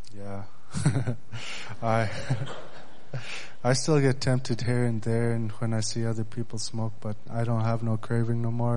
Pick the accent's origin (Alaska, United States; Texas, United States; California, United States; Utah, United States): Alaska, United States; Bethel; I'm from Bethel, Alaska.